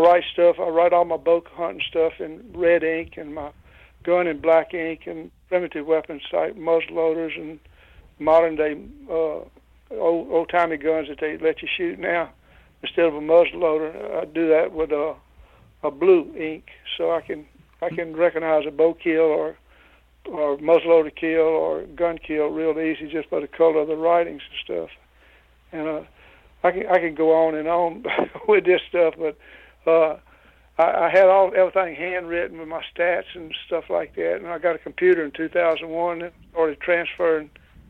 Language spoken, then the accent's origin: English; Louisiana, United States; born or raised there